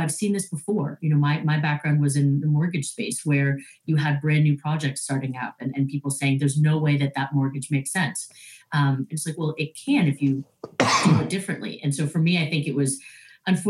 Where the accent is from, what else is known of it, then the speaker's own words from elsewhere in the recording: Toronto, Ontario, Canada; So I'm originally from Toronto